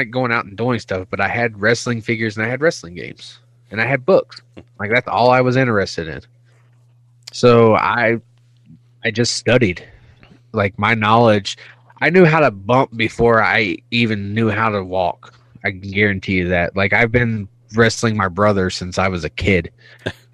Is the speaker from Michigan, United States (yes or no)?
no; Pulaski, Virginia, United States; now in Spokane, United States; I grew up in Pulaski, Virginia